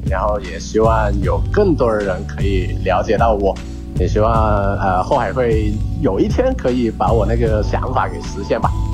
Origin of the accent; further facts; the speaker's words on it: Foshan, Guangdong, China; now in Guangzhou, China; 我是来自佛山的，现在居住在广州，在这边居住和生活